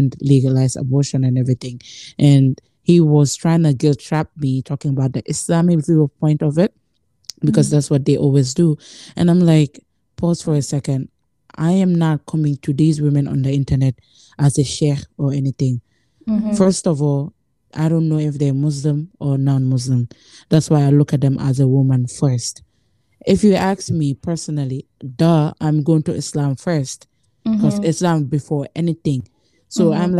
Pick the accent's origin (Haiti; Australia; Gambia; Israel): Gambia; moved away; I grew up in Gambia